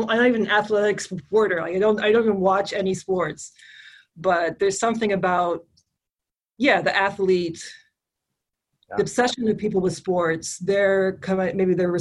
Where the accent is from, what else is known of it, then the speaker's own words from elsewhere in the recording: Kuwait; moved away as an adult; also born or lived in Canada / East Coast, United States; now in Dearborn, United States; I was born in Canada, I grew up in Kuwait, I came to the US when I was 18 and lived here for 20 years